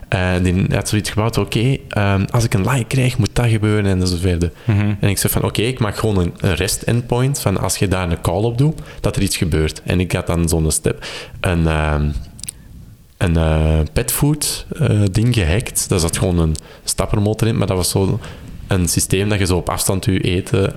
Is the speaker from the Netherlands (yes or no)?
no; Kempen, Flanders, Belgium; also born or lived in Turnhout; ik ben afkomstig uit de Kempen